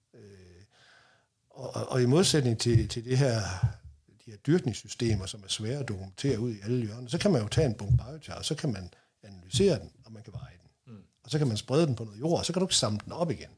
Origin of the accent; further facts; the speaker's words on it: North Jutland, North Denmark Region, Denmark; Nu kommer jeg op fra Nordjylland